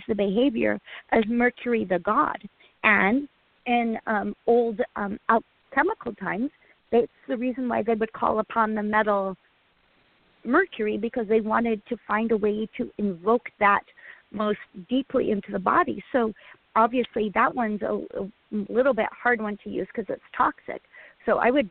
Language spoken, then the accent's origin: English; Utah, United States; now in Oregon City, United States; with my allowance growing up in Utah